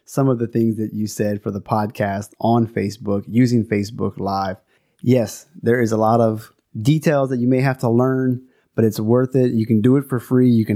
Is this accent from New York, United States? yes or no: no; South Louisiana, United States; moved away; also born or lived in Denver; I'm from South Louisiana, aka Cajun Country. I am a Cajun